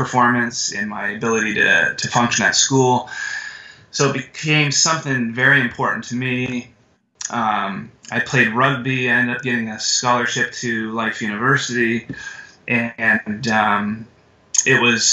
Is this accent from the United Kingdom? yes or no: no; Canada; moved away; I'm from Canada originally, and I was in high school, and I was working at a gas station.